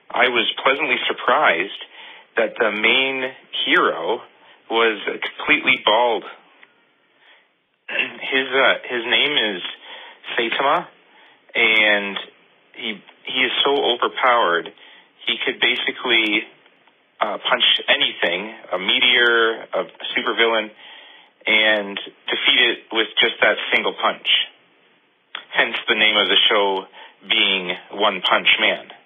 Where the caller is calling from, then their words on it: Kingsville, Ontario, Canada; I'm calling from Kingsville, Ontario.